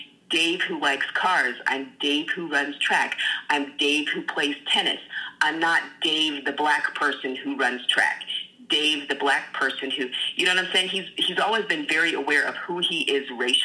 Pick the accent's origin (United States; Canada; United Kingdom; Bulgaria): United States; the South; moved away; I grew up in the South where it was in your face all the time, rebel flags everywhere